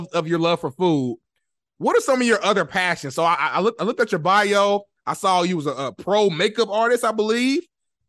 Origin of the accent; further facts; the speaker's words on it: Indianapolis, Indiana, United States; moved away as an adult; now in Los Angeles, United States; I'm from Indianapolis, Indiana. I'm a Midwest guy